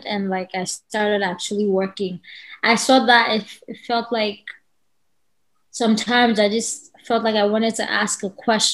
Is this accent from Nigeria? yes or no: yes; Nigeria; accent: Nigerian; now in Los Angeles, United States; I'm Nigerian. I guess if you're Nigerian, you can hear it to my voice. I'm Nigerian. I currently live in LA.